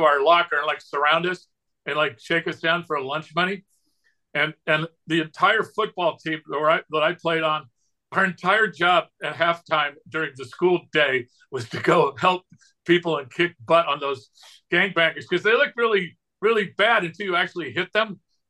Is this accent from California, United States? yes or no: yes; Southern California, United States; now in Scottsdale, United States; I grew up in Southern California, vato loco.